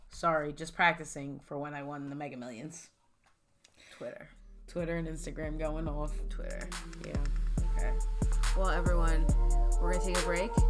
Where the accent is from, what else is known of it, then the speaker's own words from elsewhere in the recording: the South, United States; I'm from the South, technically. My parents live down there.